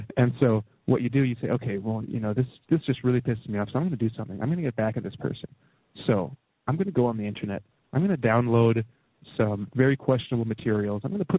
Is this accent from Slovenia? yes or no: no; Canada; I can look at my leader, you know, as a Canadian, like Stephen Harper